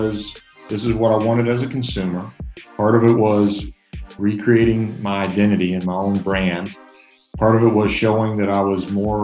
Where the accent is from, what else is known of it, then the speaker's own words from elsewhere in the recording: Hazlehurst, Georgia, United States; also born or lived in Atlanta, Georgia; growing up in Hazelhurst, Georgia.